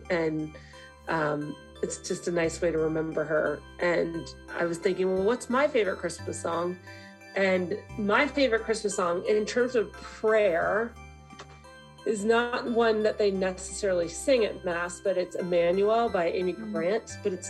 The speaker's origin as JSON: {"language": "English", "country": "Ireland", "said": "I'm Irish, and part of being Irish is like living with this melancholy, like, it's just, you're always sad."}